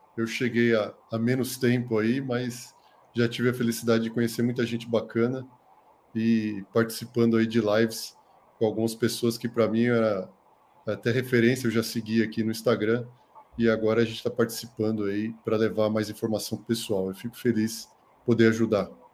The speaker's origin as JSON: {"language": "Portuguese", "region": "São Paulo", "country": "Brazil", "moved": "as an adult", "lives_now": "Botucatu, Brazil", "said": "eu sou de São Paulo, né, capital, mas eu vim para cá há mais de 20 anos, né, para fazer medicina"}